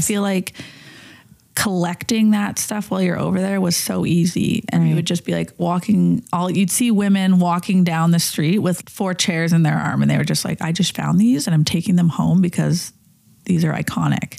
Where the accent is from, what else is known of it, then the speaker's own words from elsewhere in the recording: Calgary, Alberta, Canada; I grew up in Calgary